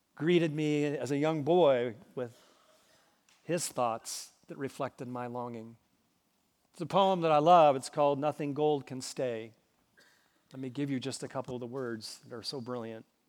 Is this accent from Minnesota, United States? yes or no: yes; Minnesota, United States; moved away; As a boy growing up in Minnesota